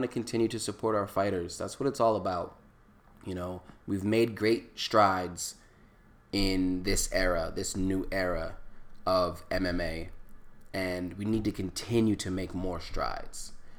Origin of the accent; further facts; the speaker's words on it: East Coast, United States; I say local because I'm from the East Coast. It is a local organization that is doing a bunch of amazing events on the East Coast, in DC, in Chicago, in Atlantic City. And Atlantic City is not too far where I was born and raised.